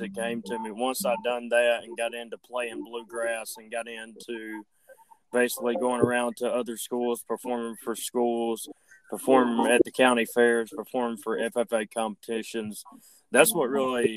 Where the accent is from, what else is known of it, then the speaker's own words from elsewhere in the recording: Andalusia, Alabama, United States; I was born and raised in Andalusia, Alabama